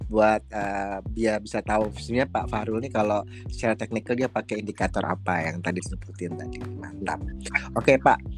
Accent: Padang, West Sumatra, Indonesia; Saya dulu anak perantauan dari Padang.

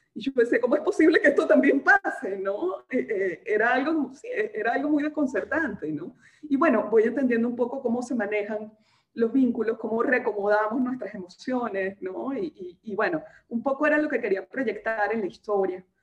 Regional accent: Venezuela; accent: muy venezolana; moved away as an adult; now in Peru; desde que salí de Venezuela

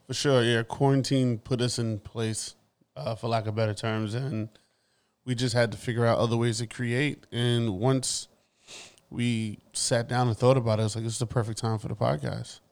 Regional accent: New York, United States; I am born and raised in Brooklyn.

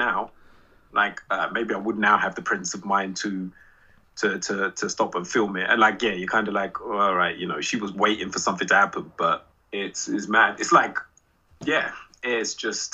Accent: London, United Kingdom; We're all from London

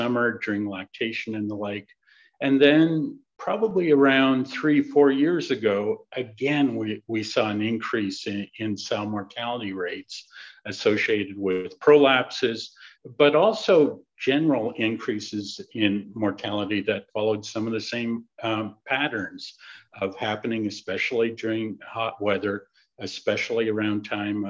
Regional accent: Southern Ontario, Canada; moved away as an adult; also born or lived in Shakespeare, Ontario / North Carolina; now in Minnesota, United States; I grew up in Southern Ontario on a hog farm

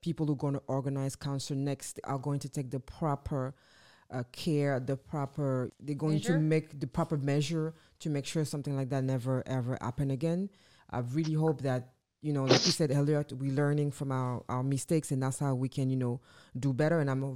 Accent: France; we French

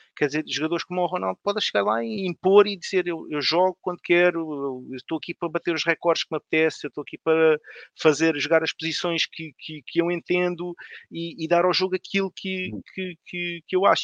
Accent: Odivelas, Lisbon, Portugal; sou de Canessas, sou de Canessas em Odivelas

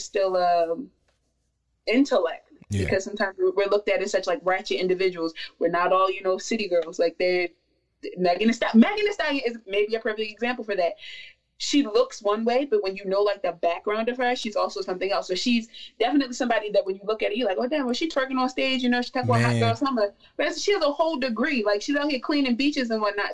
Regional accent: Baltimore, Maryland, United States; I'm from Baltimore, Maryland

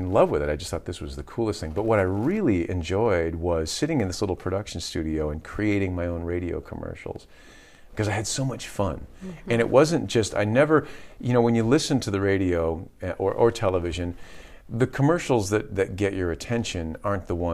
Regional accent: Waterford Township / Grayling, Michigan, United States; We moved to from Pontiac, which is in the suburbs of Pontiac, Waterford Township. We moved to Grayling

